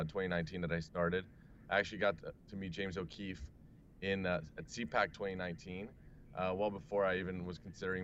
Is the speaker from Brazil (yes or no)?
yes; Brazil; now in United States; I am from Brazil originally, I've been living in the U.S. for about 15 years now.